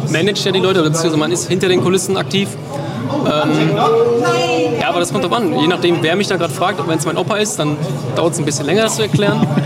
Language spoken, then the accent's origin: German; North Rhine-Westphalia, Germany; Also ich komme aus dem Sauerland, und ich hatte ja noch nicht vor, so also irgendwo komplett wegzuziehen.